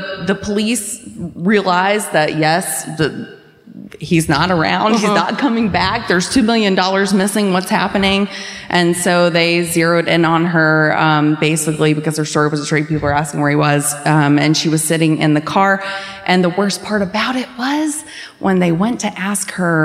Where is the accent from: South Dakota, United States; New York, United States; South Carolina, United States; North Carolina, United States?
North Carolina, United States; Scotland Neck; I'm from Scotland Neck, North Carolina.